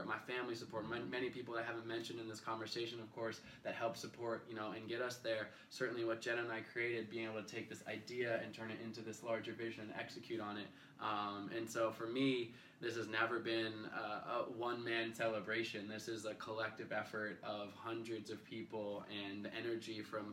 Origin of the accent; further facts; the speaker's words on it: Portland, Oregon, United States; I'm from Portland, Oregon.